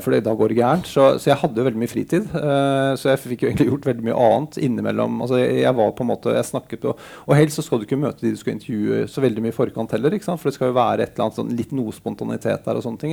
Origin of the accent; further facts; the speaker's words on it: Bærum, Akershus, Norway; en fyr fra Bærum